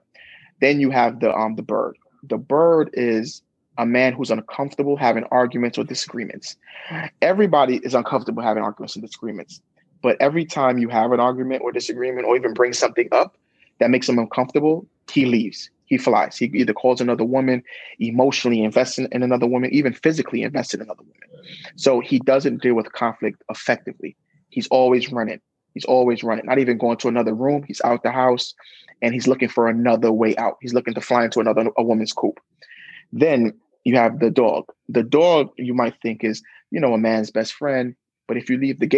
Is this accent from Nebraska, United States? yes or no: no; New York City, New York, United States; I grew up in Brooklyn